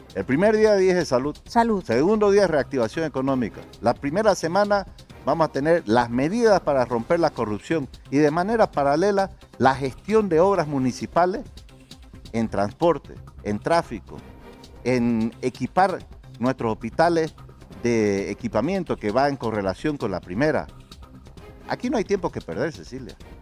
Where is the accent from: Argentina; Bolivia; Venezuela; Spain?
Bolivia; Santa Cruz de la Sierra, Santa Cruz